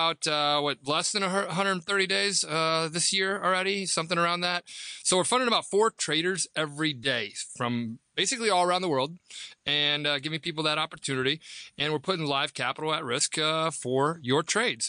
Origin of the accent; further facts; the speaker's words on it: Nebraska, United States; I'm from Nebraska, so you know, this country kid that always wanted to trade